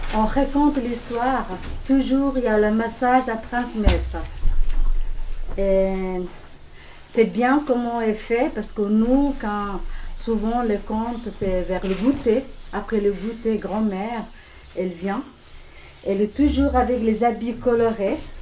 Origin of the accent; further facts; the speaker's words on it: Somalia; French is a second language; moved away; Je viens de Somalie, corne de l'Afrique.